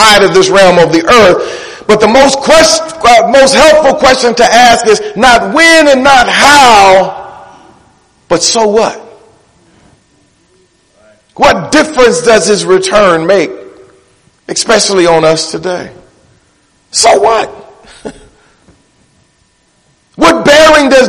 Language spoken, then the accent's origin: English; Detroit, Michigan, United States; I'm from Detroit